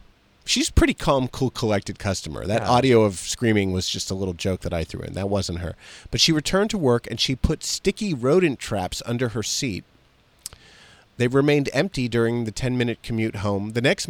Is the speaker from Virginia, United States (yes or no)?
yes; Virginia, United States; I'm from Fauquier County, Virginia.